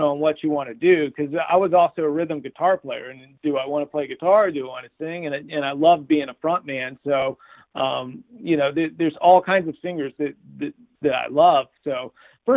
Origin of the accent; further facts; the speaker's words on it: Marietta, Georgia, United States; where I grew up in Marietta, Georgia